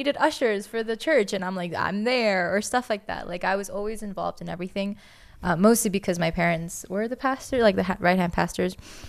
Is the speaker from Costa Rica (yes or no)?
yes; Costa Rica; Then we moved back to my home country of Costa Rica, and they became pastors there.